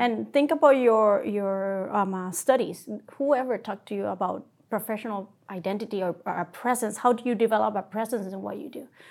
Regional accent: Puerto Rico; moved away as an adult; now in Rochester, United States; I'm from Puerto Rico. That's home for me. I trained there as a general surgeon

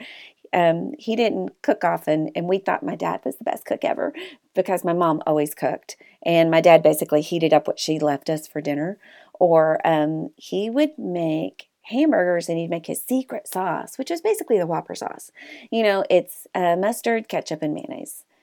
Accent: Arkansas, United States; also born or lived in California; We came back to Arkansas

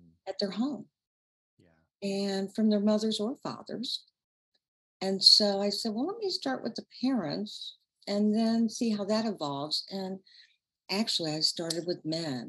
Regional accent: Chicago, Illinois, United States; also born or lived in Central Indiana; now in Indianapolis, United States; I'm from Chicago originally

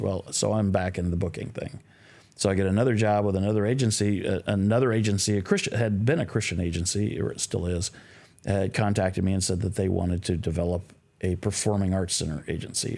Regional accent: Midwest, United States; also born or lived in Sacramento, California; now in Nashville, United States; I was raised in the Midwest

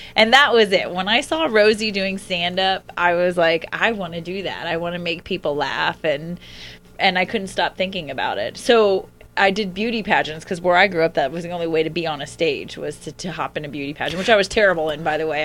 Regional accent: Alachua, Florida, United States; moved away; a very small town called Alachua, uh, Florida

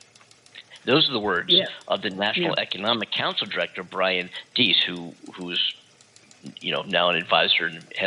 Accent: United States; as an American citizen myself

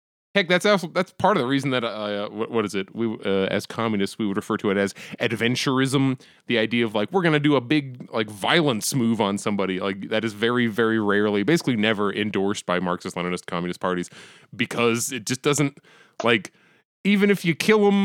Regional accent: United States; as an American

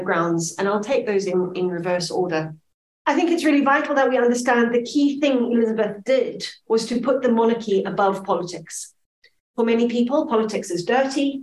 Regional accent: Zimbabwe; now in Scotland, United Kingdom; my Zimbabwean childhood

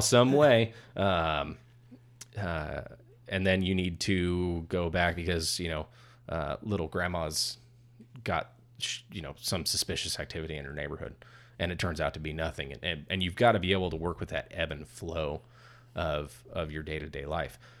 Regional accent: California, United States; I'm from California

